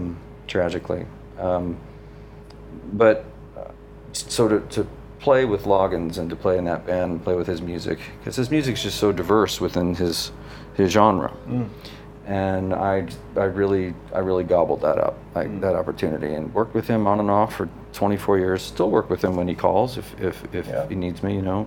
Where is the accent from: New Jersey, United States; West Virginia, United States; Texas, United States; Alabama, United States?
New Jersey, United States; Yeah, we grew up in New Jersey, a suburb of New York.